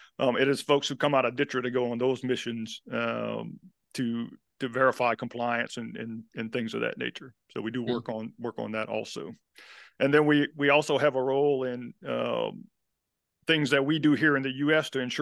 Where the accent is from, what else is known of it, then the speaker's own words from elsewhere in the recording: the South, United States; you know, I'm from the South, so we won't necessarily let the truth get in the way of a good story